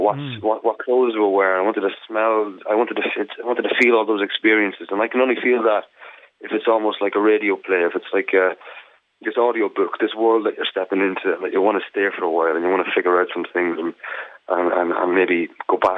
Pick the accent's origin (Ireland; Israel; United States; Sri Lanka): Ireland; as an Irishman